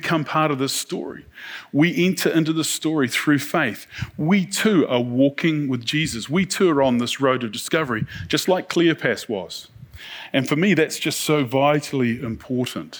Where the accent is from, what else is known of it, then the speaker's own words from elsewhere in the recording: New Zealand; We're from New Zealand